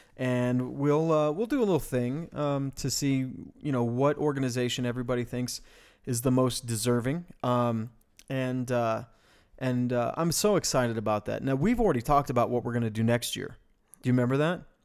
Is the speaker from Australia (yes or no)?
no; Farmington, New Mexico, United States; moved away; also born or lived in Bloomfield, New Mexico; we come from the Four Corners area, right? Um, which is, I mean, that's, we, we, we were in Farmington and Bloomfield